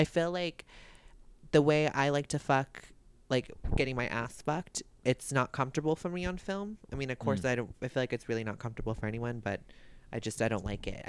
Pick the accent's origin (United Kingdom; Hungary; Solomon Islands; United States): United States; Albuquerque, New Mexico; I'm Spanish. Well, I grew up in Albuquerque.